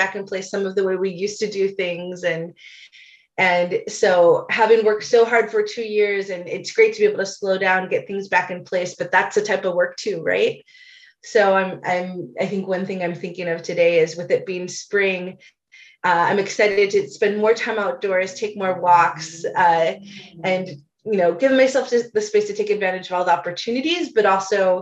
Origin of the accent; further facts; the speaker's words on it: Chicago, Illinois, United States; I have many wonderful memories of growing up in Chicago